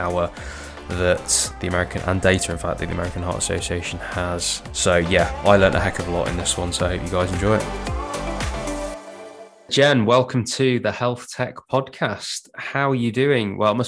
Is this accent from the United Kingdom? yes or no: yes; England, United Kingdom; being English and being British